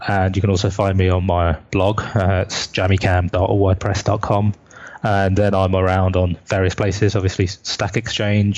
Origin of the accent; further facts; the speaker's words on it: United Kingdom; the other UK folk